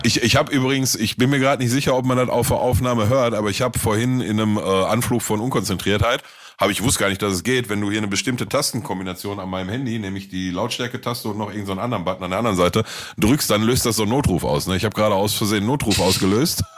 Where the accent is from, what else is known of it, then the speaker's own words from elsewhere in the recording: Gelsenkirchen, North Rhine-Westphalia, Germany; bei uns in Gelsenkirchen, Ückendorf